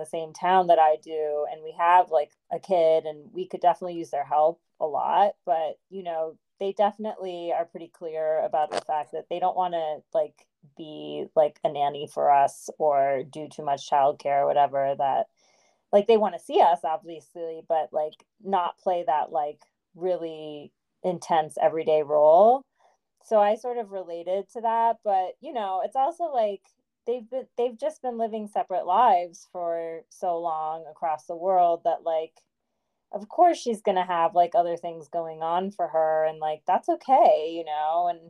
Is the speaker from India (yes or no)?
yes; North India, India; And that's interesting because I'm North Indian and that stuff was actually, it felt, you know, I wasn't familiar with it because we don't use some of those terms in our language or like in our just culture, I guess.